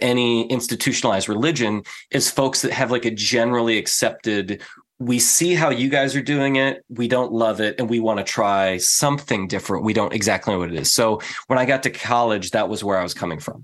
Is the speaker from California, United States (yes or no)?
yes; San Diego, California, United States; also born or lived in Midwest; I was raised in San Diego amongst Californians, which are not normal people